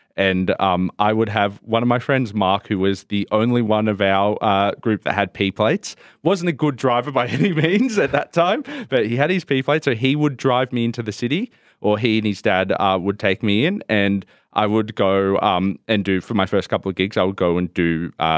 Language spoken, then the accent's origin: English; Richmond, New South Wales, Australia; also born or lived in Blue Mountains, Australia; so we grew up around Richmond and around, which is outside of Penrith, about half an hour outside of Penrith, and grew up there and in the Blue Mountains